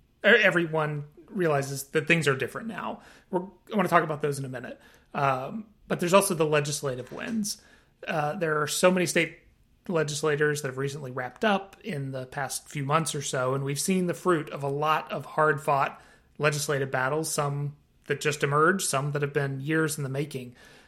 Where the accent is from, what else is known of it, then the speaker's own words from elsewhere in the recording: Atlanta, Georgia, United States; that's my hometown.